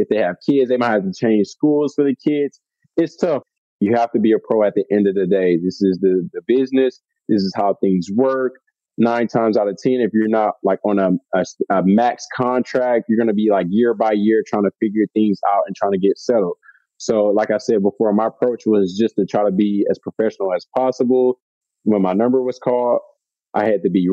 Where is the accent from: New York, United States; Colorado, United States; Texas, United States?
Texas, United States; Houston; moved away as an adult; also born or lived in Belgium / Poland; I'm a Southern guy, born and raised in Houston, Texas.